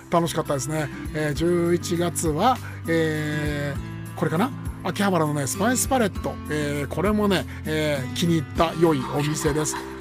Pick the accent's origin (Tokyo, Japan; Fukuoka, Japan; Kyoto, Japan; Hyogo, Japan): Tokyo, Japan; Kameido; 亀戸のカフェアッチャうちの地元なんですけど